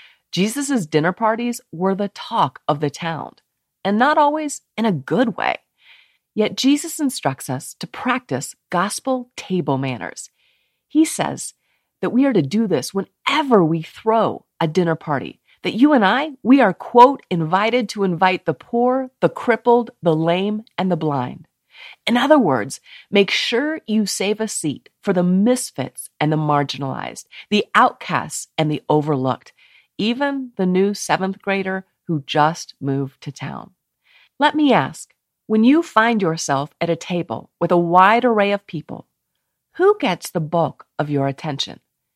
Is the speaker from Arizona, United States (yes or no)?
no; Steamboat Springs, Colorado, United States; also born or lived in Melbourne, Florida / Maggie Valley, North Carolina; I was born in Melbourne, Florida, then moved to Maggie Valley, North Carolina, before settling in Steamboat Springs, Colorado.